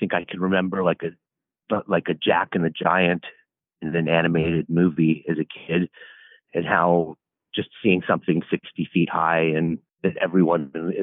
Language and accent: English; Toronto, Ontario, Canada; also born or lived in California; now in New York City, United States; as a young boy, lived in Toronto, Canada